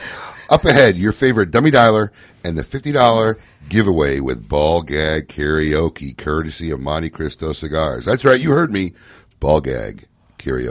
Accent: Chicago, Illinois, United States; now in Florida, United States; my hometown Chicago

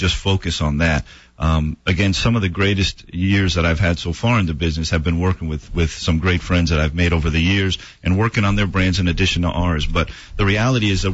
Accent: Miami, Florida, United States; I was born and raised in Miami

